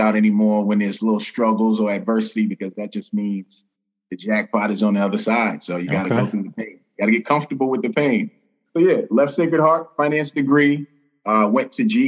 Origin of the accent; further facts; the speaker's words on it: New York City, New York, United States; moved away; also born or lived in Queens, New York / Massachusetts; born and raised in New York City, Brooklyn, New York, spent some time in Queens, New York